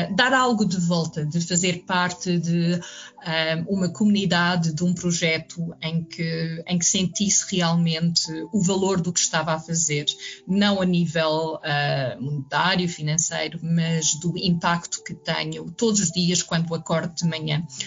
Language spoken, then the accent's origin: Portuguese; Lisbon, Portugal; moved away as an adult; also born or lived in Juvisy-sur-Orge, France / Ourém, Portugal; pequena, mesmo pequena aldeia um, durante a escola primária, que foi uma infância muito, muito feliz, e, uh, e é em Lisboa um, nos meus anos de adolescência até aos 19 anos